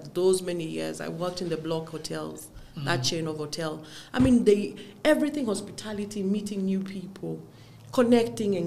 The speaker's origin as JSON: {"language": "English", "region": "Nairobi", "country": "Kenya", "tie": "born or raised there", "said": "I was brought up in Jericho, a Masasu chick."}